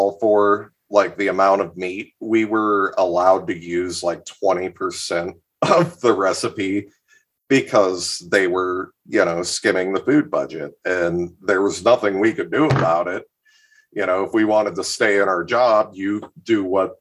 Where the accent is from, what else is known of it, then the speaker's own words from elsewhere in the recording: Columbus, Ohio, United States; now in Northeast Ohio, United States; I was born in Columbus. I do not live there anymore, but I have spent much time there. I'm in Northeast Ohio